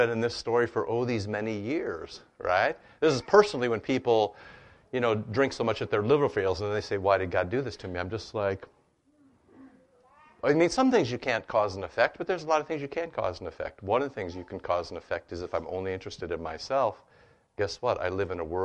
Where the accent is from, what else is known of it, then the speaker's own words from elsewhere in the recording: United States; growing up in America